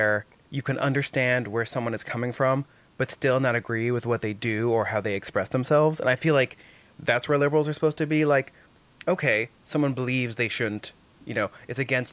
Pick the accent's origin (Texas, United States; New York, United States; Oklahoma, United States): Oklahoma, United States; growing up in Oklahoma